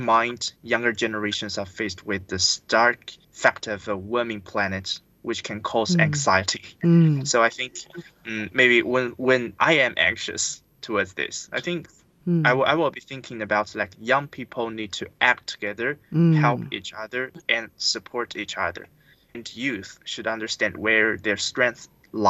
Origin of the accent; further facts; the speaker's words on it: Qingman Miao Village, Guizhou, China; my hometown of a small village called Qingman Miao Village in Guizhou province.